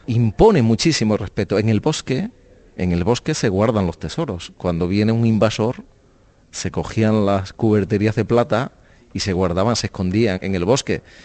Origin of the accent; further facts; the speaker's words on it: Spain; ser un escritor español desconocido